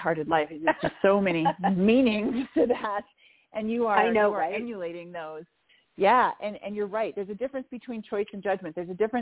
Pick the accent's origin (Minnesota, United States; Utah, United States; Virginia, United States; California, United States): Minnesota, United States; I grew up in the Midwest in the United States of America. I grew up in Minnesota